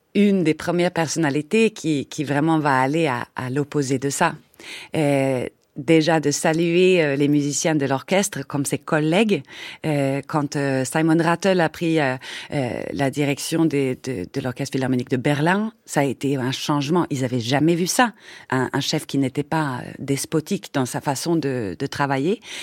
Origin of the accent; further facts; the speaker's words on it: Sweden; French is a second language; moved away as an adult; now in France; je venais de Suède avec un drôle d'accent.